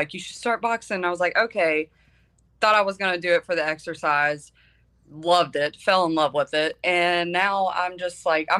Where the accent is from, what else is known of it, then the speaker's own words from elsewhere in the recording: West Virginia, United States; I'm obviously from West Virginia.